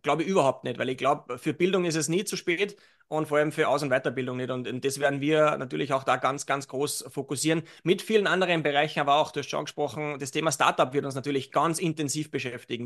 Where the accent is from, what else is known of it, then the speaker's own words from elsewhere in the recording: Salzburg, Austria; Jetzt bin ich aus Salzburg